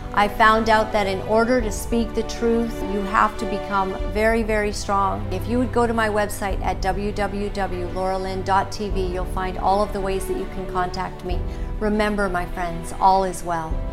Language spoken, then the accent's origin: English; Canada; I'm a Canadian girl